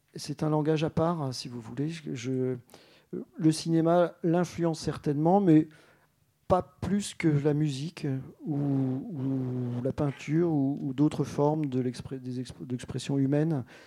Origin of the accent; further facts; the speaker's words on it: Alsace, Grand Est, France; moi, je suis alsacien, en fait. Euh, et vraiment complètement